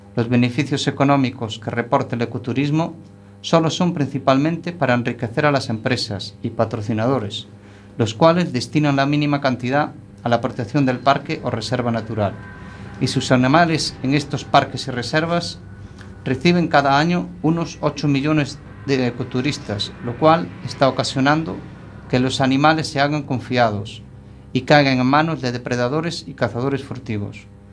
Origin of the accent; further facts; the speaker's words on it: Galicia, Spain; todos somos gallegos